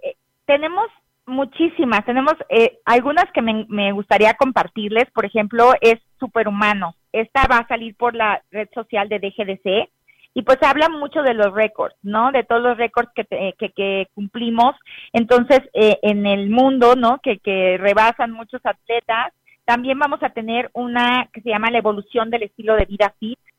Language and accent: Spanish; Huasteca Potosina, San Luis Potosí, Mexico; moved away; soy Huasteca Potosina